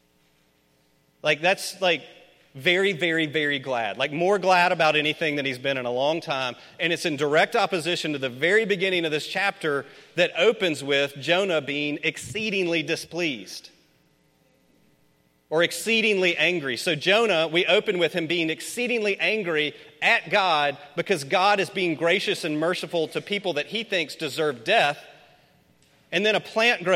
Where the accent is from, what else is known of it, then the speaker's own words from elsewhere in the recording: Memphis, Tennessee, United States; I grew up in Memphis.